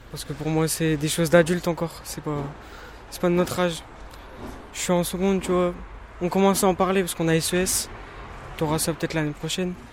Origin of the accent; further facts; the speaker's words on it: Algeria; now in France; Parce que je ne suis pas français, je suis algérien.